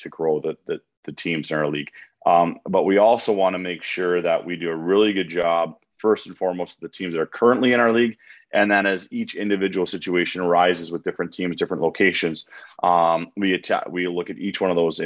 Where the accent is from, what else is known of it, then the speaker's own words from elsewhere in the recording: Milwaukee, Wisconsin, United States; Milwaukee. It's my hometown